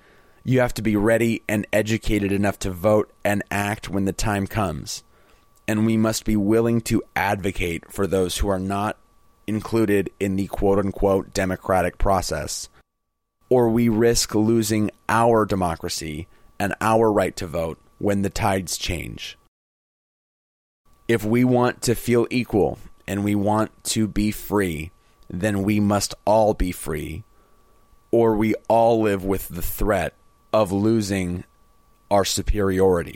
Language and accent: English; United States; as an American